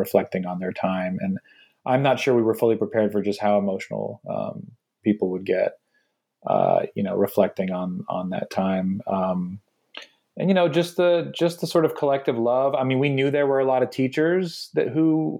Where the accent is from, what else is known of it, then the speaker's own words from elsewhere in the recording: Houston, Texas, United States; moved away; we're from Houston, Texas originally